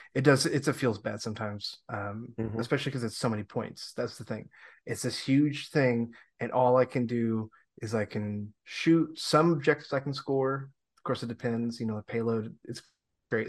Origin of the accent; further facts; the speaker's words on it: Long Island, New York, United States; also born or lived in the South; now in Upstate New York, United States; I'm from Long Island